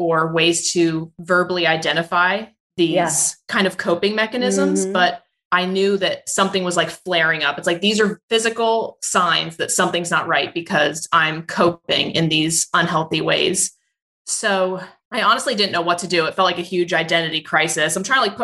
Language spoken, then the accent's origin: English; Roselle Park, New Jersey, United States; I grew up in New Jersey in a small town called Roselle Park near Elizabeth and Newark